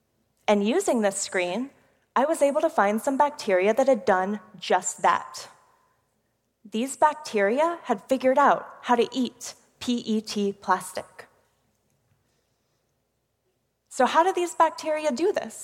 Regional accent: Houston, Texas, United States; I'm from one of the most polluted cities in America, Houston, Texas. In my hometown

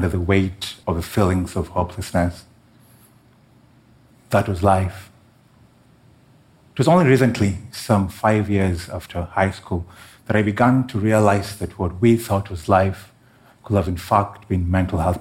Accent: Kenya; my home country of Kenya

